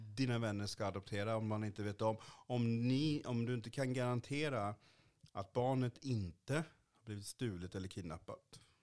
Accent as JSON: {"language": "Swedish", "region": "Kalmar County", "country": "Sweden", "tie": "born or raised there", "also_born_or_lived": "Haiti", "moved": "yes", "lives_now": "Malmö, Sweden", "said": "jag liksom inte bor på norra Öland där jag växte upp"}